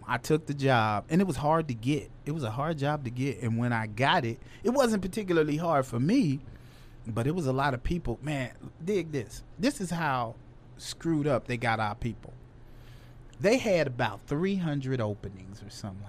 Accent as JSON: {"language": "English", "town": "Chicago", "region": "Illinois", "country": "United States", "said": "I'm still from Chicago."}